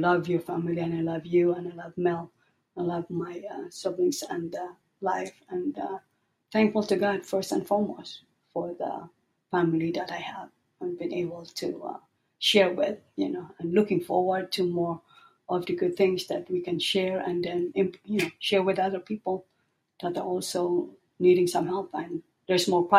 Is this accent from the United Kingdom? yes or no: no; Philippines; moved away as an adult; also born or lived in Northern California; now in United States; I come from the Philippines in a developing country, coming to the United States, and then being able to assimilate here